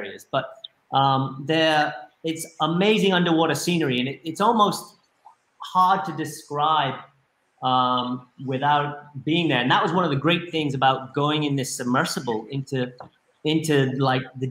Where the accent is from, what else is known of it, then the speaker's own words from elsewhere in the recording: Spanish Wells, Bahamas; also born or lived in Eleuthera; up where I grew up in Spanish Wells